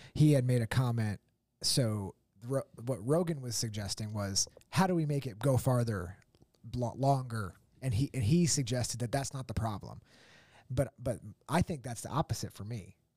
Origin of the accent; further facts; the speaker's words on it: Pennsylvania, United States; moved away; also born or lived in Myrtle Beach; I grew up in Pennsylvania